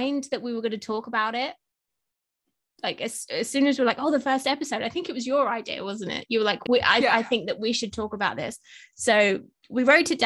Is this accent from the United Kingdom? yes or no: yes; England, United Kingdom; I'm English as well